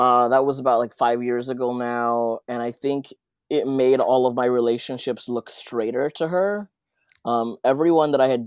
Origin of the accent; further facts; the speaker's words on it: Los Angeles, California, United States; also born or lived in Santa Ana, El Salvador; But I was raised in like East Hollywood, Koreatown, kind of like where they meet. So here in LA.